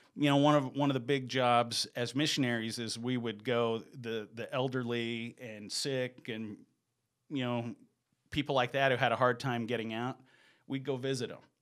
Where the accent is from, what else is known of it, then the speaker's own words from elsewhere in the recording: Cedartown, Georgia, United States; moved away as an adult; also born or lived in Sweden; now in Salt Lake City, United States; I was born in Georgia, and I lived in Georgia, um, until I was in the eighth grade